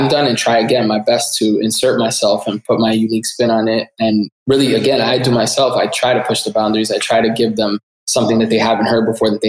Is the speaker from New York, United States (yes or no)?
yes; New York City, New York, United States; you're an authentic New Yorker, born and raised in the Bronx